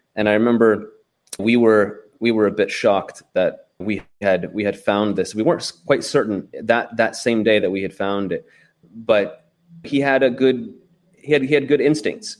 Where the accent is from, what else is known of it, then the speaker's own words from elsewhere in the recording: United States; I'm an American